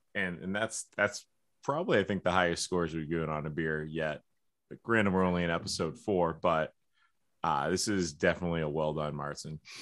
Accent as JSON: {"language": "English", "region": "New Hampshire", "country": "United States", "said": "we're from New Hampshire"}